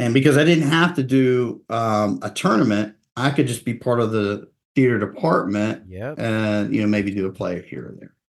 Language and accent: English; Shreveport, Louisiana, United States; also born or lived in Overton, Texas; I was born in Texas and grew up in Louisiana for the most part. We went back and forth between Texas and Louisiana